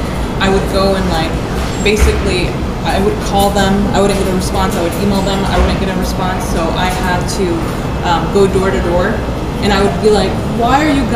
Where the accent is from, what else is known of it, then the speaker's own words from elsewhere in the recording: United States; also born or lived in Saudi Arabia; now in Dallas, United States; being born and raised in the United States